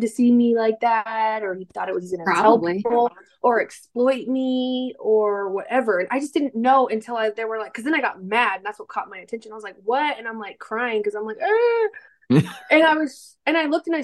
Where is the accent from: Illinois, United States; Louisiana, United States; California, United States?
California, United States; Northern; moved away; also born or lived in Texas; I'm originally from California